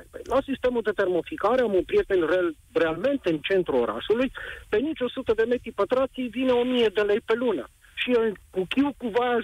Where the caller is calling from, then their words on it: Timișoara, Timiș County, Romania; Vă sunt din Timișoara